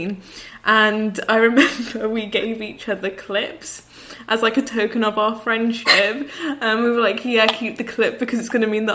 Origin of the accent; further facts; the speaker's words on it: Birmingham, West Midlands, United Kingdom; we're from Birmingham